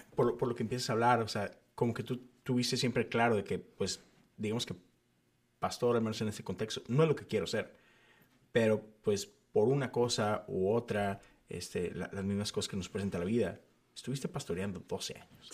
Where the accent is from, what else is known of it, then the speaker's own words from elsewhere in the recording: Monterrey, Nuevo León, Mexico; moved away as an adult; now in Houston, United States; yo crecí en Monterrey, en una burbuja metodista